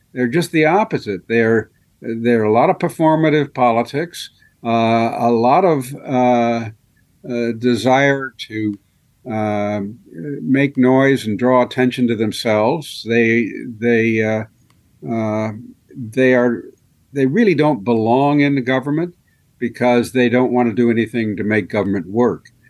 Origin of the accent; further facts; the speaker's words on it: Marion, Ohio, United States; I grew up in Harding's hometown